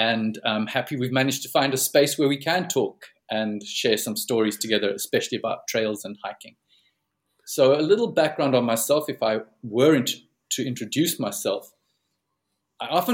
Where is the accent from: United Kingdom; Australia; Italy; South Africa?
South Africa; Plettenberg Bay, Western Cape; back home in South Africa, where I'm based and where I come from